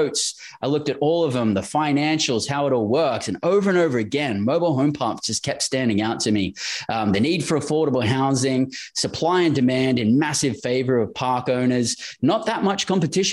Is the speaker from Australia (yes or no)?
yes; Australia; moved away as an adult; also born or lived in Western Australia; born and raised in Australia